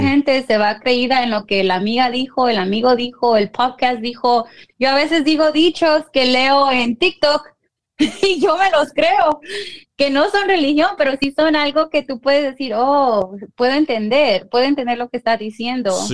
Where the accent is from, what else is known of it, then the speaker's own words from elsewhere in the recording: Guanajuato, Mexico; yo soy de Guanajuato